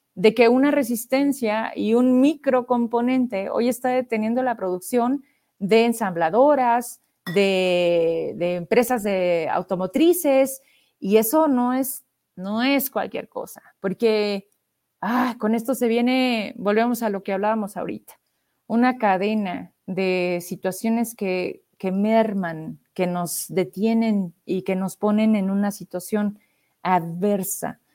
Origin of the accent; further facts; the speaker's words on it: Zacatecas, Mexico; De Zacatecas